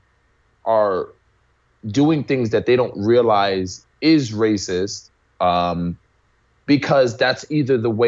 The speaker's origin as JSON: {"language": "English", "town": "New York City", "region": "New York", "country": "United States", "tie": "born or raised there", "said": "I grew up in New York City in the Bronx."}